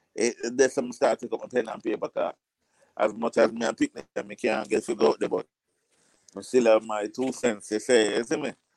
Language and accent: English; Jamaica; accent: patois; as a Jamaican and you won't know if I don't open my mouth. And when I open my mouth, I'm not talking a patois.